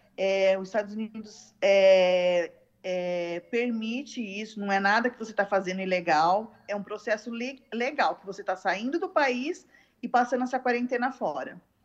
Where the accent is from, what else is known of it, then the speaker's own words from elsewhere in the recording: Brazil; somos brasileiros